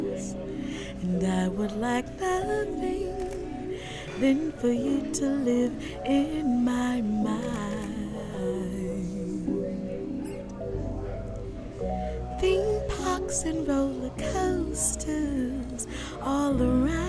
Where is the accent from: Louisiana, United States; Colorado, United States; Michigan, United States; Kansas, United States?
Louisiana, United States; New Orleans; growing up in the East, which was right around the corner from Jazzland